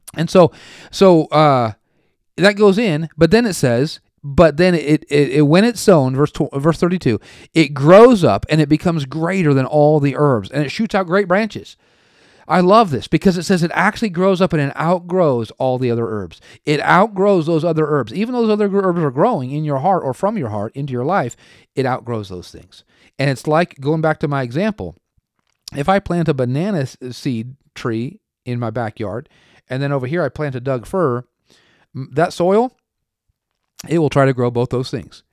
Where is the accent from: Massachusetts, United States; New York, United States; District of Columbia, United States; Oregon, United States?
Oregon, United States; moved away; also born or lived in Tulsa, Oklahoma; I was born and raised in Oregon